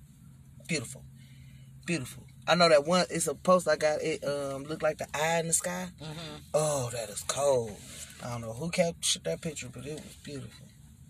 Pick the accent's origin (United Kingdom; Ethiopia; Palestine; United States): United States; East Cleveland, Ohio; I'm from East Cleveland, Ohio. It's a 3-mile radius.